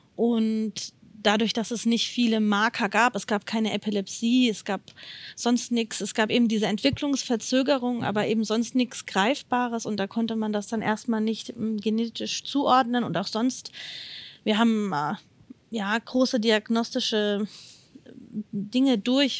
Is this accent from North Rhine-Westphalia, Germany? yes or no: no; Odenwald, Hesse, Germany; ich komme aus dem Odenwald das ist in der Nähe von Darmstadt und in der Nähe von Frankfurt